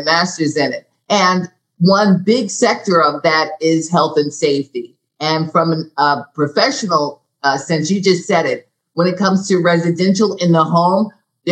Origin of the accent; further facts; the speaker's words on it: United States; moved away; also born or lived in New Jersey; I'm from New York and New Jersey